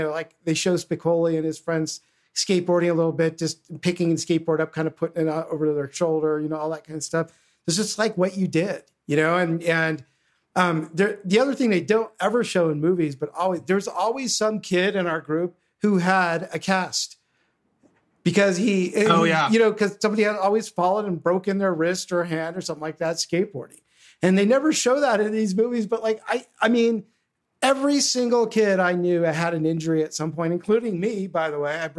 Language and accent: English; Los Angeles, California, United States; I grew up in the San Fernando Valley